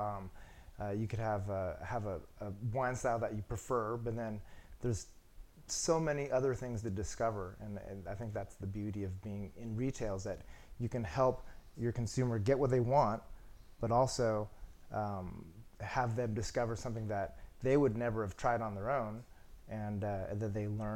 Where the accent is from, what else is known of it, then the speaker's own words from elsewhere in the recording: Healdsburg, California, United States; I grew up in Healdsburg, California